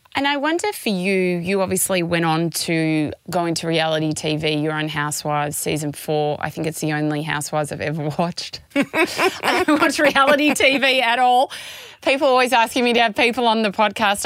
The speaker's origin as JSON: {"language": "English", "town": "Melbourne", "region": "Victoria", "country": "Australia", "said": "We're from Melbourne"}